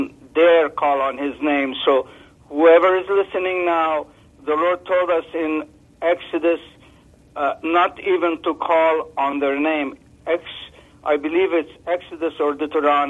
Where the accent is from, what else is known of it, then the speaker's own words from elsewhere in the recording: Lebanon; now in Canada; I grew up in Lebanon where my grandpa used to call on spirits